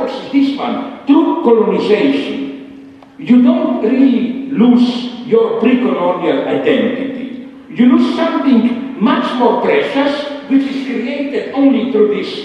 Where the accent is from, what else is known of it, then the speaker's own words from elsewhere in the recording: Slovenia; English is a second language; English was also not my native language